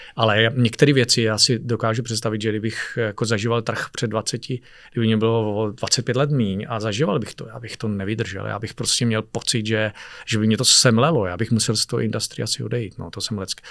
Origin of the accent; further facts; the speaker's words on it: Czechia; jsem Čech